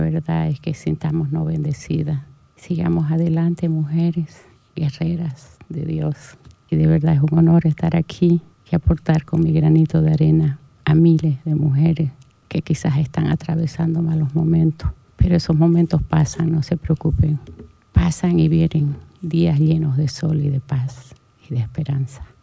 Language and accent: Spanish; Portachuelo, Santa Cruz, Bolivia; moved away as an adult; now in Santa Cruz de la Sierra, Bolivia; mi pueblo donde nací